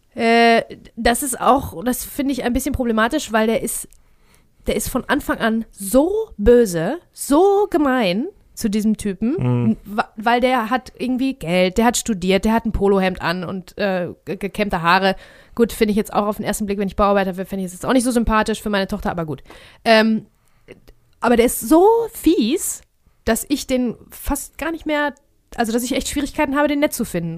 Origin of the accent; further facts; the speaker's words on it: Ruhr area, North Rhine-Westphalia, Germany; wir sind aus dem Ruhrpott.